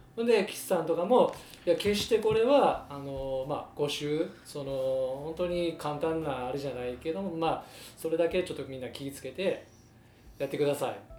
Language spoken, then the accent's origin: Japanese; Osaka, Japan; now in Kobe, Japan; もともと大阪出身なんですけど